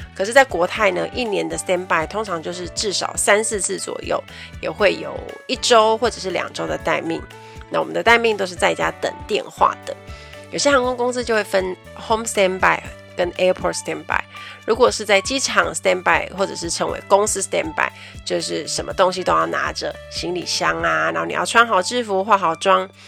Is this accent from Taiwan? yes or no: yes; Kaohsiung, Taiwan; 我是高雄人